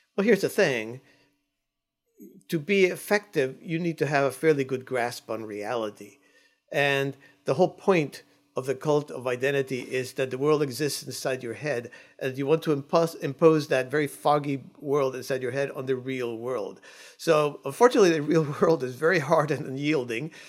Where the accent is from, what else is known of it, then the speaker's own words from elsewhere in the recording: Cuba; now in United States; I'm an immigrant. I came from Cuba.